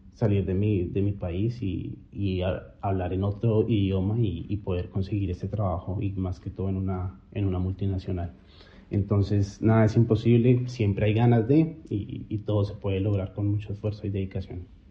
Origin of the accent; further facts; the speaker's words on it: Colombia; moved away as an adult; now in Australia; Yo solo salí de Colombia pensando que iba por seis meses y volvía